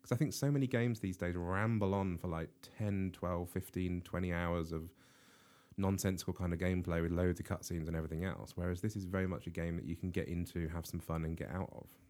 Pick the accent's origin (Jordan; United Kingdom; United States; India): United Kingdom; I'm British